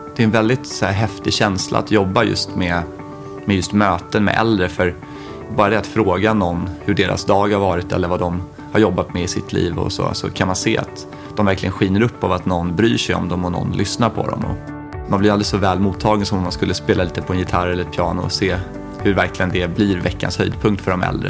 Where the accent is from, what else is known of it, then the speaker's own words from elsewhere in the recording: Järfälla, Stockholm County, Sweden; i Järfälla där jag är uppvuxen